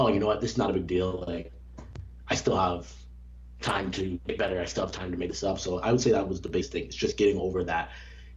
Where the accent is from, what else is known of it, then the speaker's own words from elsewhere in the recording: Canada; now in United States; growing up in Canada, switching from the Canadian healthcare system to the American healthcare system